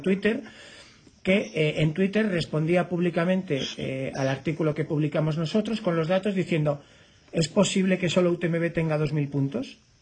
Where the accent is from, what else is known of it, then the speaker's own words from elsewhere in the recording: Spain; como español